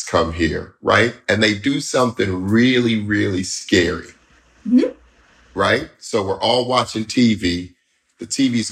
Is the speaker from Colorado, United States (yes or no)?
yes; Denver, Colorado, United States; moved away; I'm originally from Denver, right? But I'm from the part of Denver that wasn't